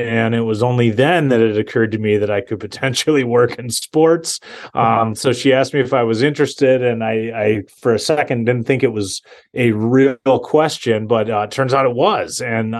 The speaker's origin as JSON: {"language": "English", "region": "Minnesota", "country": "United States", "tie": "born or raised there", "said": "I am a guy from Minnesota"}